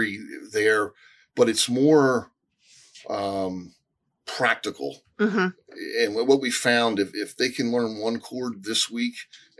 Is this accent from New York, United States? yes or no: no; Lewes, Delaware, United States; moved away as an adult; I'm from Lewis, the other side of the Cape May Ferry.